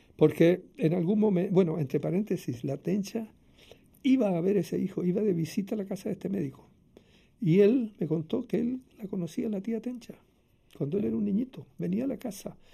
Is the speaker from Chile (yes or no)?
yes; Santiago, Santiago Metropolitan Region, Chile; en la misma clínica Carolina Freire, donde nací yo en Santiago